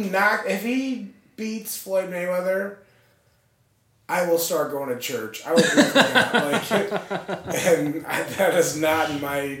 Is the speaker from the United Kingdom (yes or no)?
no; Ireland; Competitive fighting, and as an Irishman.